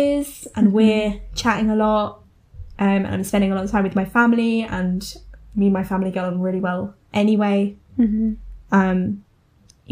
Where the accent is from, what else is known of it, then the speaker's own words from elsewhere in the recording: Essex, East of England, United Kingdom; accent: Essex; we're from Essex